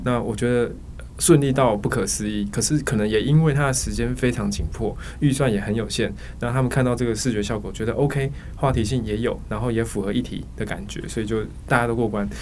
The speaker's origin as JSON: {"language": "Chinese", "region": "Tainan", "country": "Taiwan", "tie": "born or raised there", "moved": "yes", "lives_now": "Taipei, Taiwan", "said": "我是台南出生的，那我从台南一路到台北"}